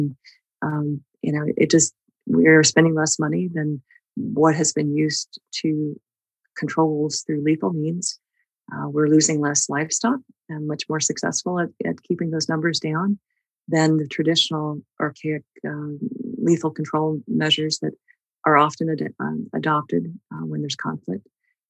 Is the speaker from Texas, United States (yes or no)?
yes; Texas, United States; So my family's background, folks, you know, that were in ranching and stuff growing up in Texas